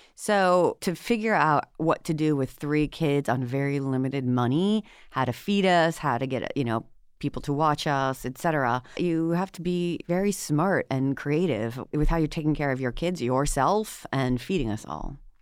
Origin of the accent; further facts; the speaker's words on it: Washington, United States; moved away as an adult; I'm from Washington State originally, and I came out to the East Coast to go to law school at Cornell